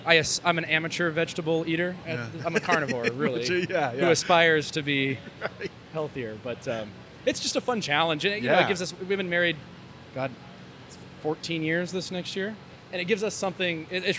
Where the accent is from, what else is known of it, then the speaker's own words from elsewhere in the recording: Phoenix, Arizona, United States; moved away; when you come from growing up in Phoenix